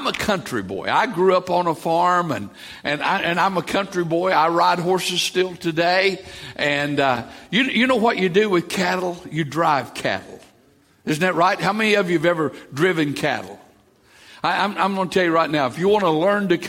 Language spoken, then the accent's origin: English; East Tennessee, United States; moved away; I grew up in the mountains of East Tennessee, in the Smoky Mountains